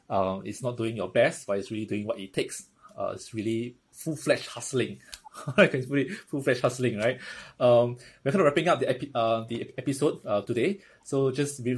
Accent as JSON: {"language": "English", "country": "Singapore"}